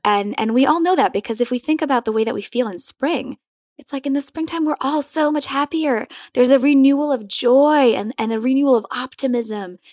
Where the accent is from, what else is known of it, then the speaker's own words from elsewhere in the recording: Madison, Wisconsin, United States; also born or lived in Poland; grew up in Madison, Wisconsin.